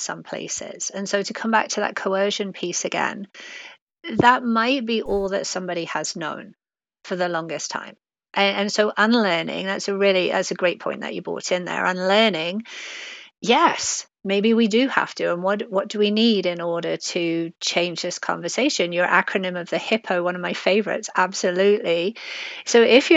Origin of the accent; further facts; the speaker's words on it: England, United Kingdom; accent: British; moved away; I grew up in England